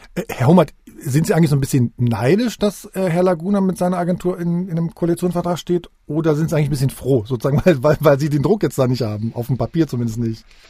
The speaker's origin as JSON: {"language": "German", "town": "Magdeburg", "region": "Saxony-Anhalt", "country": "Germany", "said": "als Magdeburger"}